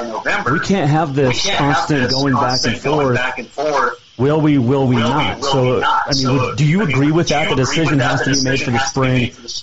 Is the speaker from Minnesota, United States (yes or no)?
no; Bozeman, Montana, United States; I grew up in Bozeman.